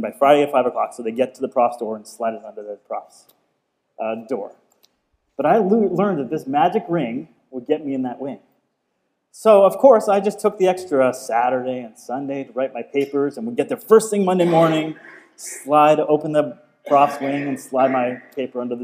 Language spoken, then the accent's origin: English; Cape Breton, Nova Scotia, Canada; we're both from Cape Breton